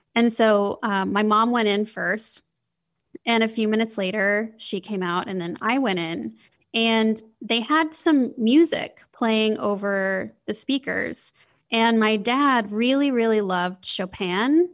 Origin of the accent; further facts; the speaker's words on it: Midwest, United States; growing up in the Midwest